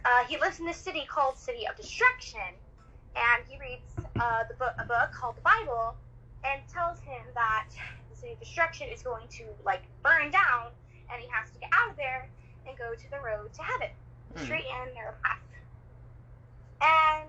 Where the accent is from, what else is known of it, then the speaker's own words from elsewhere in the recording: Hoopa, California, United States; I am from California, Hoopa Valley